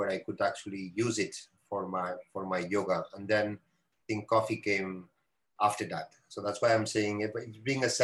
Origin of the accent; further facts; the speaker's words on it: Barcelona, Catalonia, Spain; now in Auroville, India; I'm coming from Barcelona and coming from Spain, and there, unfortunately, we don't grow coffee.